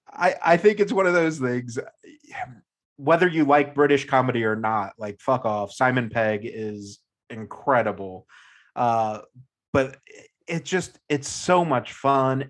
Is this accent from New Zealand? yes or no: no; United States; being an American